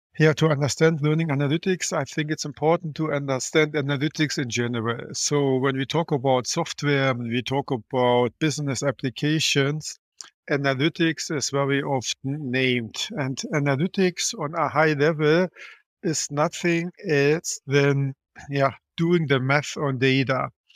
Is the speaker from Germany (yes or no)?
yes; Germany; I'm from Germany